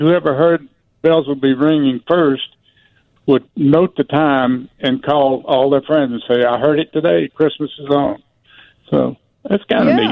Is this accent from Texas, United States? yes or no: yes; Orange, Texas, United States; where I grew up in Orange, Texas